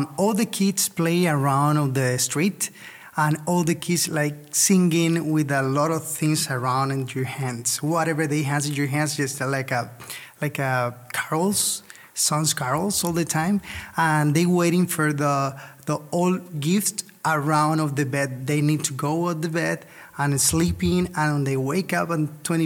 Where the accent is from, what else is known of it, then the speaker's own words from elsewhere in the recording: Colombia; moved away; I am from Colombia, and I have a beautiful family